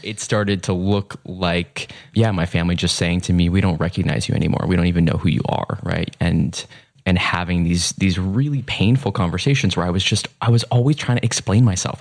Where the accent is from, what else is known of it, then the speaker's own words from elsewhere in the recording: suburban Massachusetts, United States; also born or lived in New York City, United States; I grew up um, partially in New York City. Mm-hmm. That was the first decade of my life, and mm-hmm. then in suburban Massachusetts.